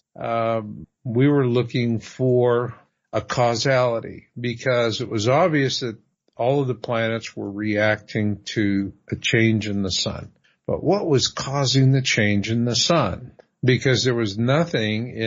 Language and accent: English; Phoenix, Arizona, United States; I grew up in Phoenix